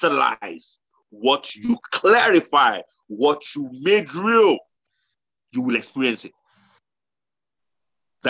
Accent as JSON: {"language": "English", "country": "Nigeria", "tie": "born or raised there", "moved": "yes", "lives_now": "United Kingdom", "said": "we grew up in Nigeria"}